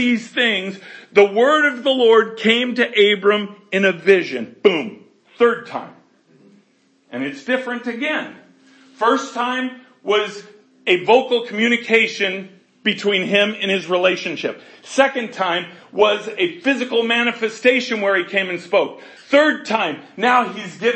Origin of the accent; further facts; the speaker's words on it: Colorado, United States; I'm from Colorado where God stays